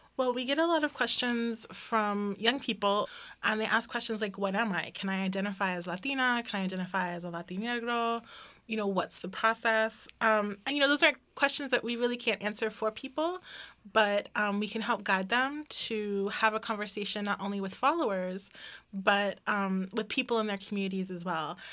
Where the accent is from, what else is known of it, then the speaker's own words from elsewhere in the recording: Washington, District of Columbia, United States; I remember growing up in Washington, D C